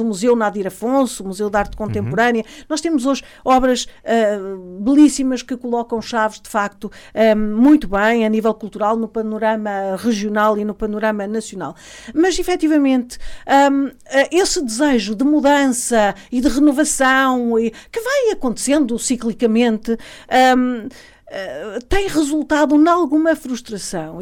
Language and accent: Portuguese; Alto Tâmega, Norte, Portugal; sou natural do Alto Tâmega